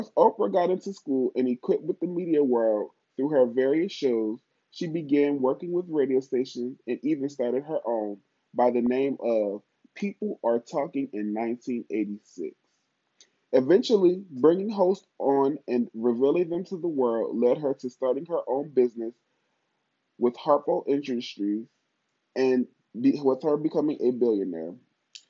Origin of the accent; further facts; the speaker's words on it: Pennsylvania, United States; moved away as an adult; also born or lived in Holly Springs, Mississippi; if I'm back at my hometown in Pennsylvania